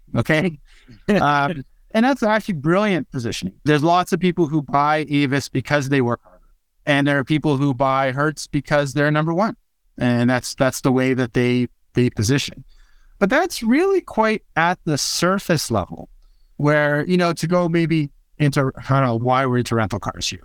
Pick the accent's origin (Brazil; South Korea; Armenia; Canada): Canada; I'm Canadian